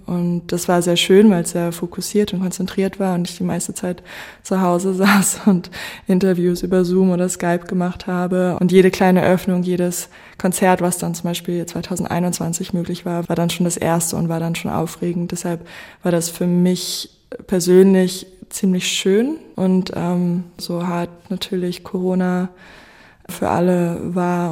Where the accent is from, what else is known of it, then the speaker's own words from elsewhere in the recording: Goslar, Lower Saxony, Germany; also born or lived in Göttingen; ich bin eigentlich in Göttingen äh, geboren und dann mit sechs nach Goslar gezogen. Ich bin sehr dankbar, dass ich in Goslar aufgewachsen bin